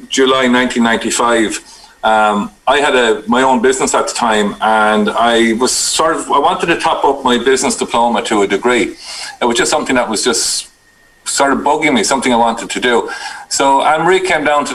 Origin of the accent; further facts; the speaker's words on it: New Ross, Leinster, Ireland; now in Carlow, Ireland; I was born and reared just outside of New Ross in County Wexford